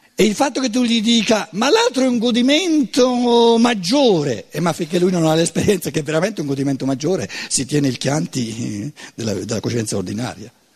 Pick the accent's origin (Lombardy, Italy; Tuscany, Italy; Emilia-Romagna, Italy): Tuscany, Italy; neanche come toscano